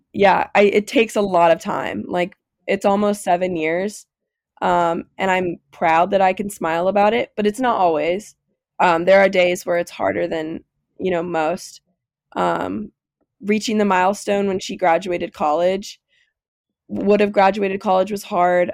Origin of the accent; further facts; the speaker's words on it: Lebanon, Kentucky, United States; I'm from Lebanon, which is the same town Haley's from